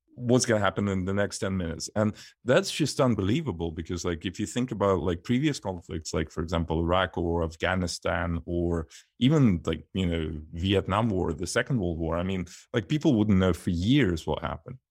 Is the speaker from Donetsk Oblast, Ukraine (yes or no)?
yes; Donetsk, Donetsk Oblast, Ukraine; moved away; also born or lived in Leicestershire, United Kingdom / London, United Kingdom; I was born in Donetsk, which is eastern Ukraine